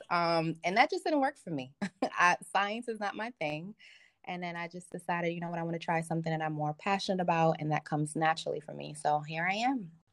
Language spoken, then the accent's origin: English; Nigeria; I'm Nigerian